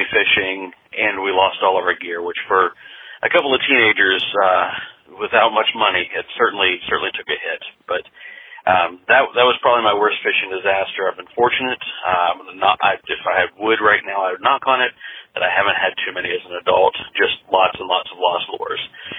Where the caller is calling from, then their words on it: Virginia, United States; I'm calling from the Shenandoah Valley in Virginia.